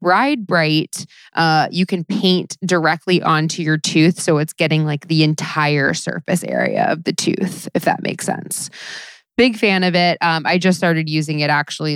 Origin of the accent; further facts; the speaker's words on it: South Florida, United States; I grew up in South Florida during the like Paris Hilton years in the early 2000s